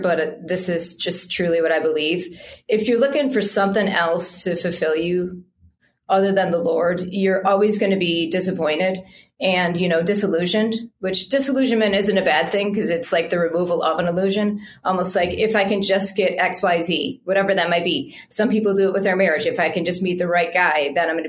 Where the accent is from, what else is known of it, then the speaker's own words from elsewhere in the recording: United States; we're American